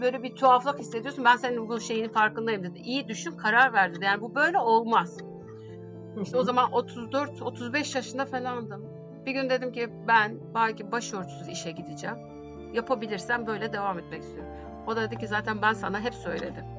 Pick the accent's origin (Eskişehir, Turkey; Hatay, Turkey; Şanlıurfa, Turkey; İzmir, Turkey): Şanlıurfa, Turkey; moved away; 1970 Şanlıurfa doğumluyum